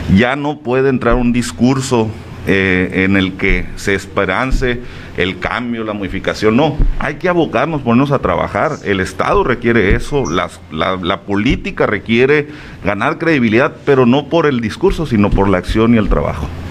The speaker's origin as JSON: {"language": "Spanish", "area": "Huatabampo", "region": "Sonora", "country": "Mexico", "tie": "born or raised there", "moved": "yes", "lives_now": "Navojoa, Mexico", "said": "Yo soy oriundo de Chojoa, soy del Bacame, Ah, pero ya tengo algunos años viviendo aquí"}